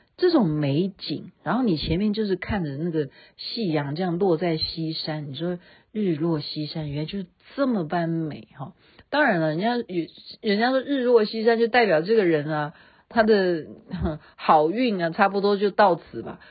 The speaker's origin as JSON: {"language": "Chinese", "country": "Taiwan", "said": "我们台湾"}